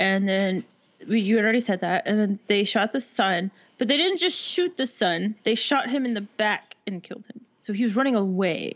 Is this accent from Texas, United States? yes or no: yes; Texas, United States; also born or lived in Washington / Alaska; this is Texas, so I mean, if you ain't good with a gun, you got a problem